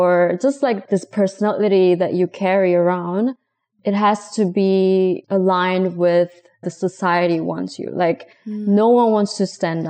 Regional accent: South Korea; moved away as an adult; now in Berlin, Germany; I'm originally from South Korea, but I've been living in Berlin, Germany, over 3 years, almost 4 years now

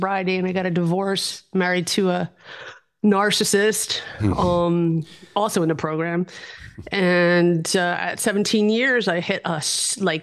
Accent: New York City, New York, United States; moved away as an adult; also born or lived in Westchester, New York; now in Germany; I'm from the Upper West Side

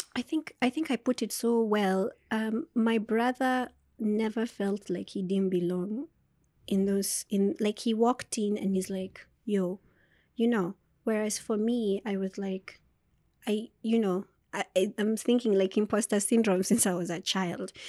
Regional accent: Turi, Nakuru County, Kenya; moved away; also born or lived in Nyeri / Naivasha / Nairobi; I grew up in Turi

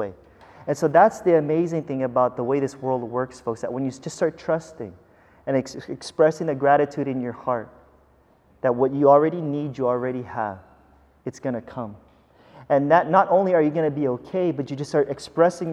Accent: United States; also born or lived in Philippines; as an American

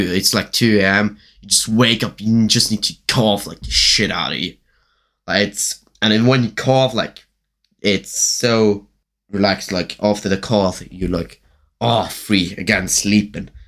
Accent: Germany; English is a second language; I'm from Germany

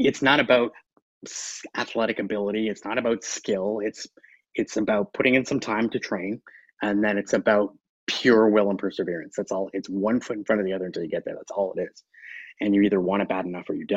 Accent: Canada; I'm Canadian

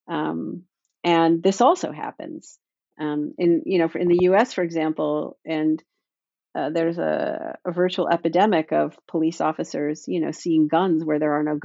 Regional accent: Toronto, Ontario, Canada; now in Boston, United States; I grew up in Toronto

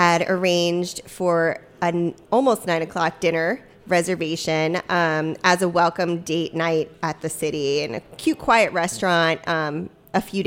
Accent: Maryland, United States; moved away; growing up in Maryland

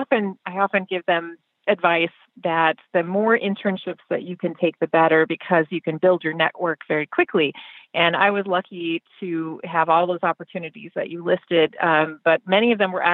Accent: Minnesota, United States; moved away as an adult; now in Chicago, United States; if my accent doesn't give me away, I grew up in Minnesota. And I spent most of my life there until I went off to college

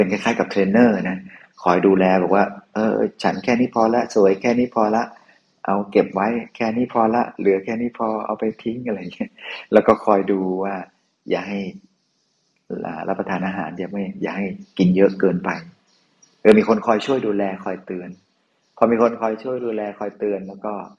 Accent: Northern Thailand, Thailand; หลวงพี่เป็นคนเหนือนะ

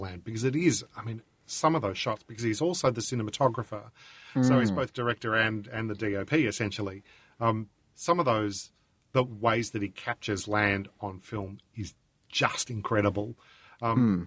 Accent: Australia

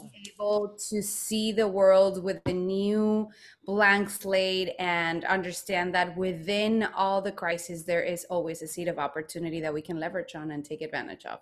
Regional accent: Guadalajara, Jalisco, Mexico; moved away; I am from Mexico. I was born in Guadalajara, Mexico, the land of tequila and mariachi

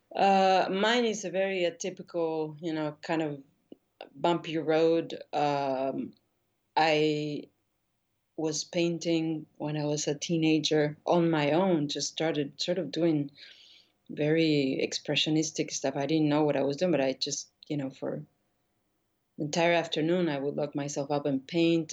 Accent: Buenos Aires, Argentina; moved away as an adult; also born or lived in New York; now in Paris, France; I grew up in Argentina

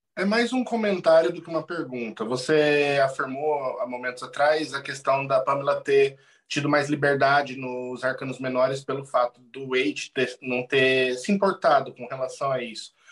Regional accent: Maringá, Paraná, Brazil; Eu sou de Maringá

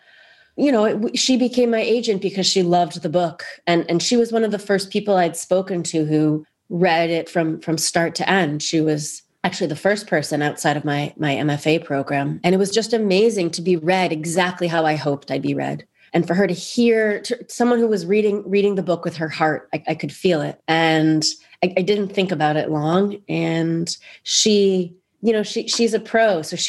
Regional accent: New York City, New York, United States; born there; also born or lived in New Jersey / Canada / Israel; I was born in New York City. I moved to Canada, and first to New Jersey, and then to Canada, all with my family. And then I went to college in the States. And then I moved to Israel.

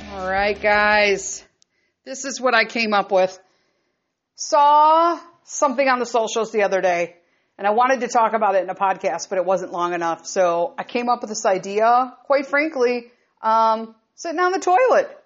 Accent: Chicago, Illinois, United States; born and raised in Chicago

